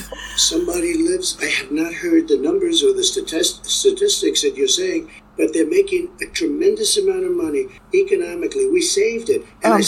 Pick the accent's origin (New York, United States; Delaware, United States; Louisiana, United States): Delaware, United States; Claymont; born or raised there